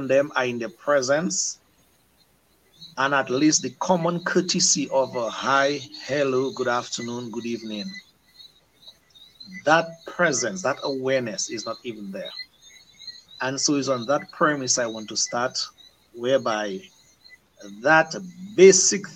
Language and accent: English; Dominica; when we were growing up in Dominica